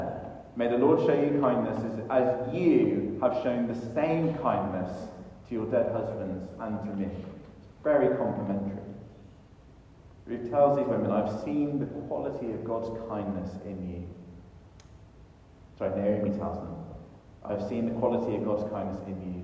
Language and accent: English; United Kingdom; we as British people